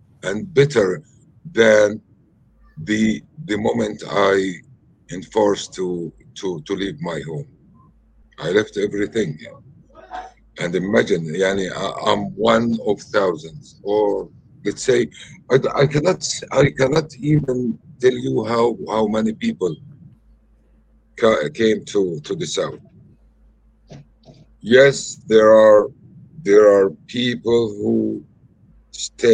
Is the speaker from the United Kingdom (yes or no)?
no; Khan Yunis, Gaza Strip, Palestine; English is a second language; Originally, I'm from Khan Yunis. I came back to the family home.